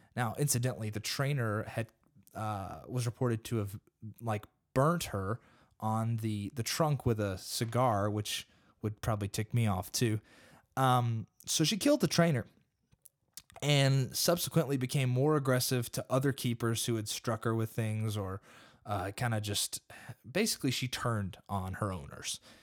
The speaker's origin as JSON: {"language": "English", "country": "United States", "said": "I'm an American and I live in America"}